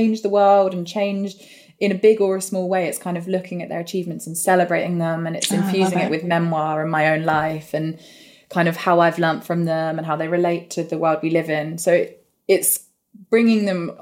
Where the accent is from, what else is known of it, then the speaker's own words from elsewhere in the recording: Northampton, East Midlands, United Kingdom; we're both from Northampton. So I grew up really in this place